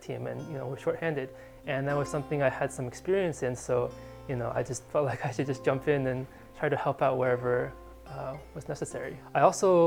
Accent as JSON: {"language": "English", "region": "California", "country": "United States", "tie": "born or raised there", "also_born_or_lived": "San Diego, California / Pittsburgh, Pennsylvania", "moved": "as an adult", "said": "having grown up and just lived in California"}